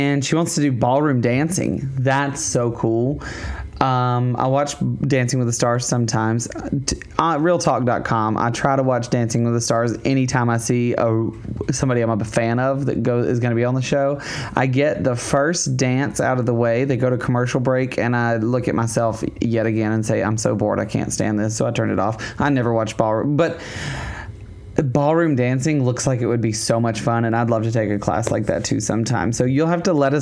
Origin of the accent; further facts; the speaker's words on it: Alabama, United States; I'm from Alabama